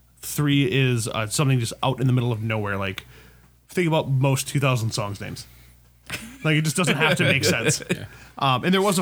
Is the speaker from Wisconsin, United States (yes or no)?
yes; Wisconsin, United States; I'm from Wisconsin